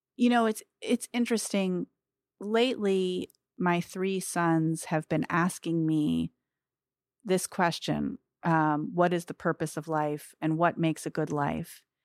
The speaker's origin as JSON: {"language": "English", "country": "United States", "said": "especially as American Jews"}